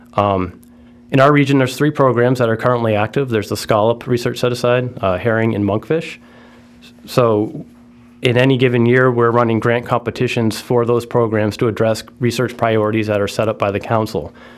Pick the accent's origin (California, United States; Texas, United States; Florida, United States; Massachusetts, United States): Massachusetts, United States; Martha's Vineyard; I grew up in Martha's Vineyard.